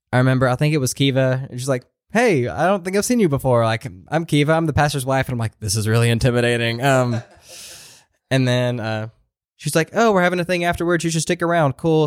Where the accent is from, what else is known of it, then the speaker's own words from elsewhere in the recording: Maryville, Tennessee, United States; moved away as an adult; I grew up in Maryville, like, which is around the Knoxville area